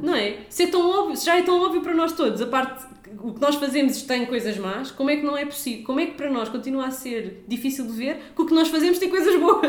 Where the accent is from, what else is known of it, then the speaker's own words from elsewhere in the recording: Lisbon, Portugal; nós somos de Benfica